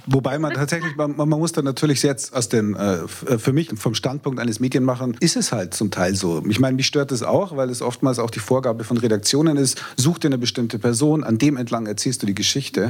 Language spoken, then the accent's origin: German; Bavaria, Germany; als Bayer